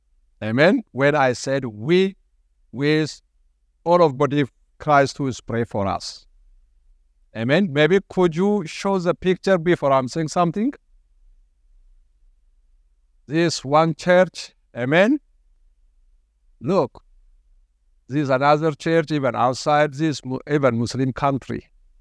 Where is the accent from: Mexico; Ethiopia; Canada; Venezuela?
Ethiopia; English is a second language; now in Australia; Maybe I mentioned last time I came from Ethiopia. I immigrated to this country in 2003. I couldn't speak any English.